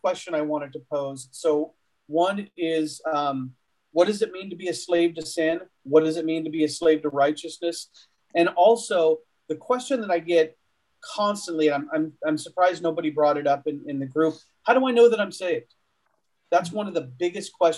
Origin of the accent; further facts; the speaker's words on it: Chowchilla, California, United States; I'm from Chowchilla